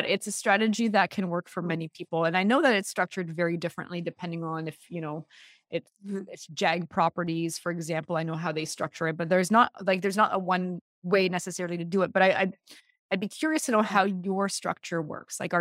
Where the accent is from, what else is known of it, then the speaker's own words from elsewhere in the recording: Toronto, Ontario, Canada; I grew up in Bloor West back in the day